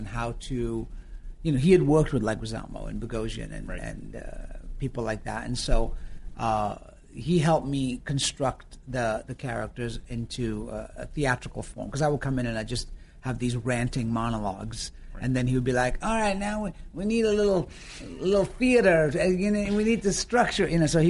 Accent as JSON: {"language": "English", "region": "Yorkshire and the Humber", "country": "United Kingdom", "also_born_or_lived": "Florida, United States", "accent": "northern Yorkshire", "said": "people just thought I was from New York because the melding of the American and the northern Yorkshire accent, people were just like, are you from New York?"}